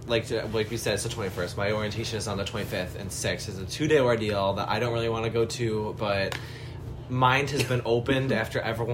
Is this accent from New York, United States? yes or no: yes; Buffalo, New York, United States; we're from Buffalo, New York, in case this goes anywhere, but, like, we're from Buffalo, and we're both, 18, 8 days apart.